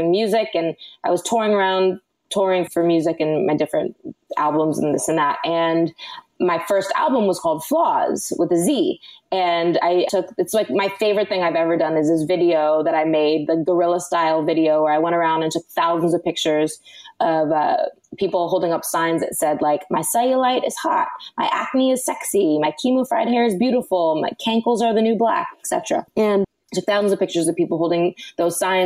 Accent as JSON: {"language": "English", "town": "Los Angeles", "region": "California", "country": "United States", "tie": "born or raised there"}